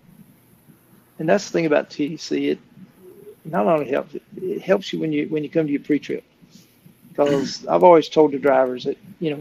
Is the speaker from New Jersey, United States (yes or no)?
no; Florida, United States; I'm from Florida